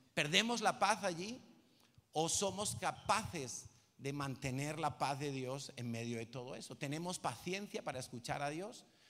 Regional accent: Madrid, Community of Madrid, Spain; yo soy de Vallecas

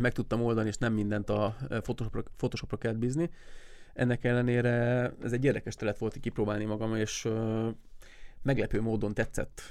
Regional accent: Siófok, Somogy, Hungary; siófoki vagyok

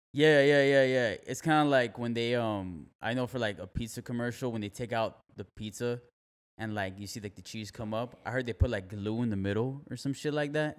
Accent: Miami, Florida, United States; moved away as an adult; now in Fort Myers, United States; I'm from Miami, Florida. I've been living here for five years

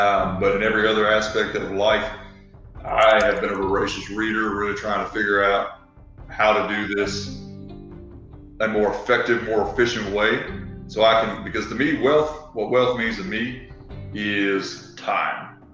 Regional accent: Arkansas, United States; moved away; you might be able to tell I sound a little funny. I actually grew up down south. I grew up in Arkansas.

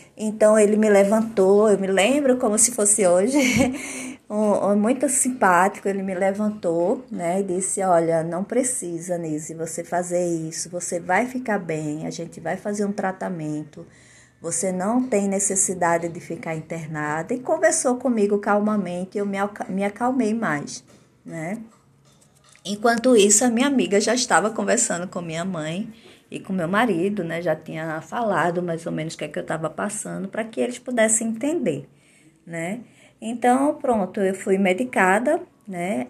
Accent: Olinda, Pernambuco, Brazil; now in Maceió, Brazil; E moro em Maceió, Alagoas, mas eu sou de Olinda, Pernambuco, minha cidadezinha, minha terra natal.

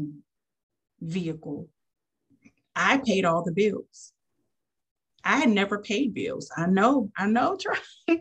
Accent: New Orleans, Louisiana, United States; now in Fort Walton Beach, United States; I'm from New Orleans

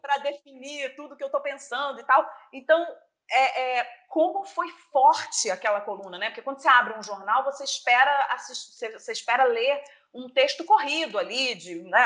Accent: Brazil

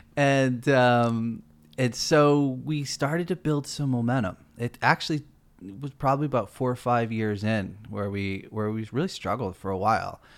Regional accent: East Coast, United States; moved away as an adult; now in California, United States; I'm from the East Coast

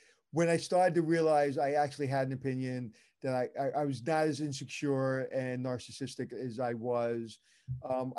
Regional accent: New York City, New York, United States; I'm from Brooklyn

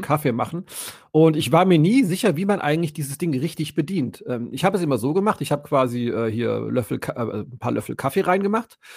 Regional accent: Allgäu, Germany; moved away; ich habe ja als Kind im Allgäu gewohnt

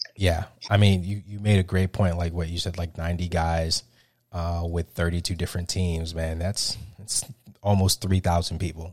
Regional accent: South Florida, United States; my home, my home state, uh, South Florida.

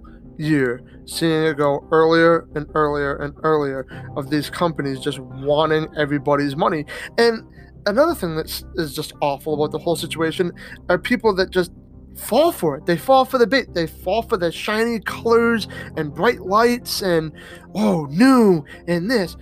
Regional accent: Massachusetts, United States; I'm from Massachusetts

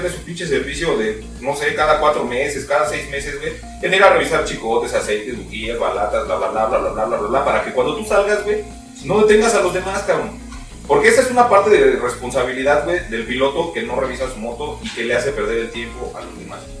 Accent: Mexico; lo que pasa es que somos mexicanos.

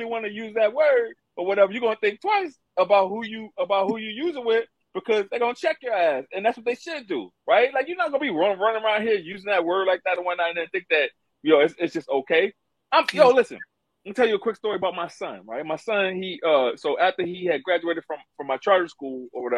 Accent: the South, United States; Growing up in the South

